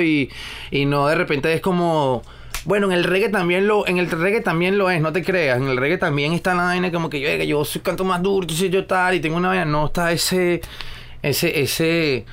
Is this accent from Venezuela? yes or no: yes; Venezuela; also born or lived in California; now in Miami, United States; de la misma zona de donde soy yo pero sí de las afueras de donde vivo yo en Venezuela